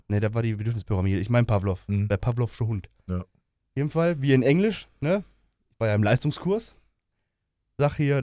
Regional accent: Ruhr area, North Rhine-Westphalia, Germany; Ich bin ja aus dem Ruhrgebiet und so spreche ich auch, weil er für mich normal ist.

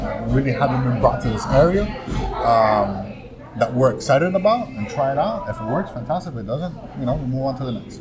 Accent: Miami, Florida, United States; moved away as an adult; now in Orlando, United States; we're from Miami

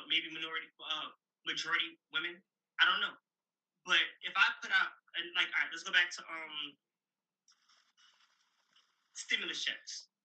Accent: New York, United States; Remember, I'm from New York, so most of them get jobs.

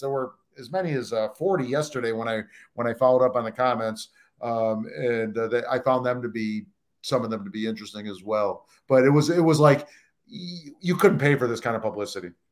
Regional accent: Saratoga Springs, New York, United States; as a Saratogian

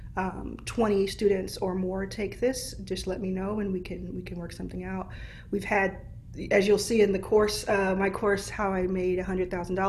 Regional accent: Dallas, Texas, United States; I see Dallas already. This is my hometown

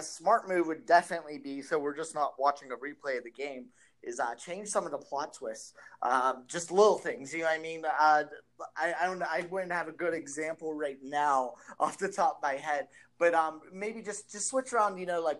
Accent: United States; You could tell I'm American

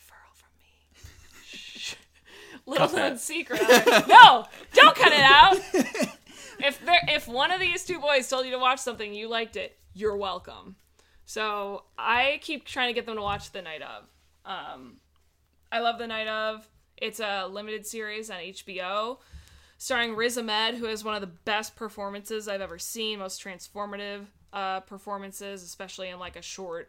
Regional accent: Chicago, Illinois, United States; also born or lived in Iowa; now in Los Angeles, United States; I'm from Chicago. I grew up on 3 B's

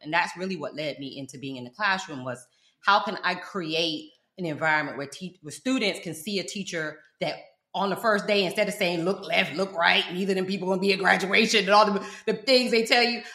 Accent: South Florida, United States; also born or lived in London, United Kingdom / Fort Lauderdale; I'm from South Florida. That's where this accent come from

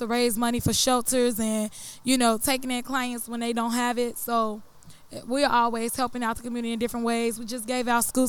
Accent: Chicago, Illinois, United States; now in Lafayette, United States; South side of Chicago. You know, I'm coming to represent.

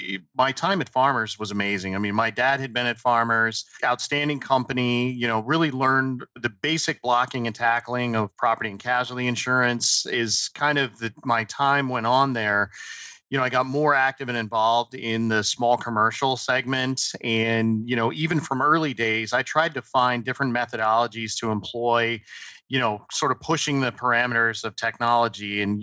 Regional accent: New Jersey, United States; born there; also born or lived in Colorado; I was born actually in Southern New Jersey, spent a lot of time in Colorado

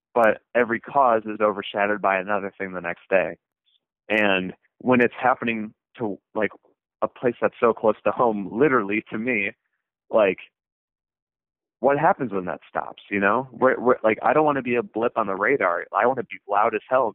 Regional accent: Flint, Michigan, United States; Flint, Michigan

